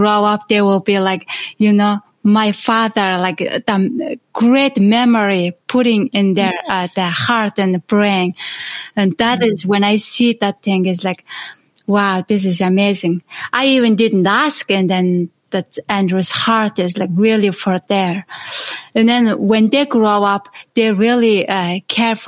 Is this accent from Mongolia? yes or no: yes; Mongolia; moved away; I grew up in Asia and Mongolia